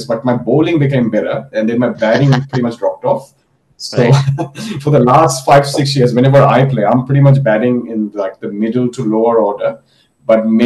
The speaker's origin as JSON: {"language": "English", "town": "Kolkata", "region": "West Bengal", "country": "India", "tie": "born or raised there", "moved": "yes", "lives_now": "Netherlands", "said": "I grew up in Kolkata in West Bengal."}